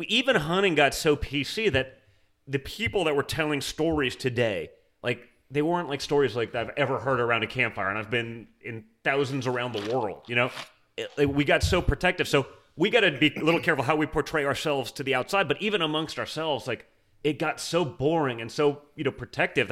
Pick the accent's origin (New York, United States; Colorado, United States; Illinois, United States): New York, United States; New York City; I grew up in New York City